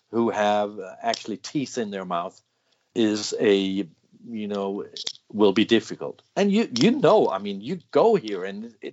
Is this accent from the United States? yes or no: no; United Kingdom; We we we are British. We can do this.